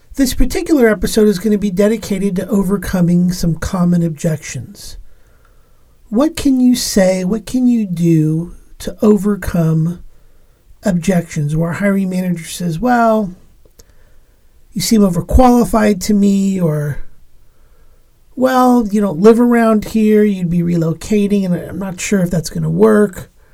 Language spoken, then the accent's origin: English; Los Angeles, California, United States; now in Pacific Northwest, United States; I was born in Los Angeles, California